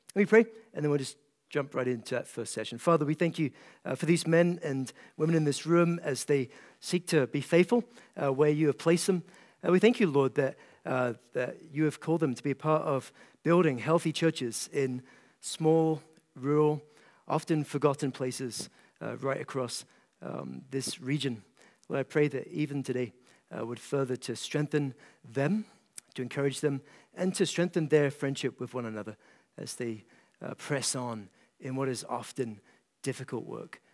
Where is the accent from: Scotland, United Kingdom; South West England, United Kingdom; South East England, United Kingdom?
Scotland, United Kingdom; east coast of; moved away as an adult; now in Kentucky, United States; I grew up in a small town in Scotland, off the east coast of Scotland, and, uh, now pastor in a small town in Kentucky